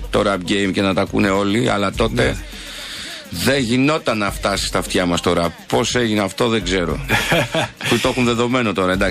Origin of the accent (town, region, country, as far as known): Siatista, Western Macedonia, Greece; born or raised there